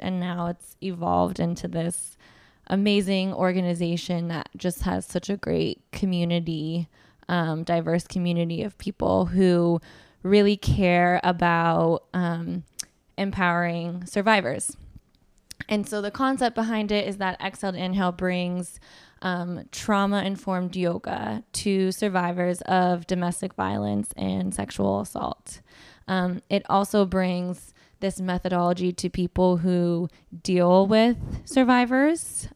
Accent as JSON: {"language": "English", "area": "Orange County", "region": "Southern California", "country": "United States", "tie": "born or raised there", "moved": "as an adult", "lives_now": "New York, United States", "said": "I grew up in Southern California, um, Orange County area"}